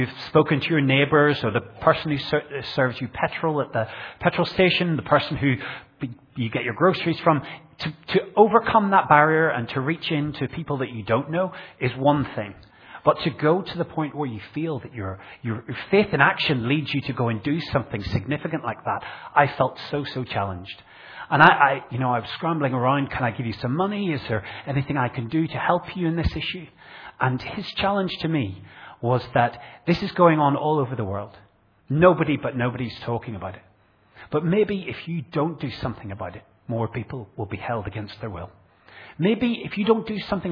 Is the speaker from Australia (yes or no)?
no; Northern Ireland, United Kingdom; now in Bradford, United Kingdom; I grew up in Northern Ireland in a rural community